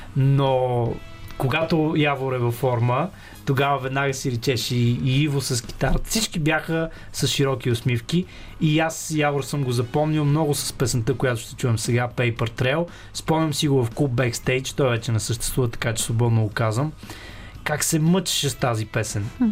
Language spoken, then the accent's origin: Bulgarian; Sofia, Sofia City, Bulgaria; аз съм израснал в Павлово, тук в София, в Южния квартал